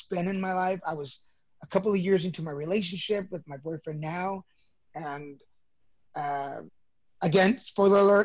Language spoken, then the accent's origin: English; Dallas, Texas, United States; also born or lived in Mexico; I was born in Mexico, 1970. We moved to Texas when I was 3 years old. So I'm a Texas baby, actually. Grew up in Dallas.